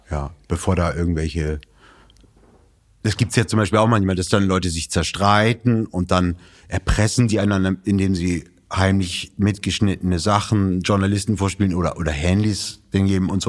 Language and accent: German; Bremen, Germany; Geboren in Bremen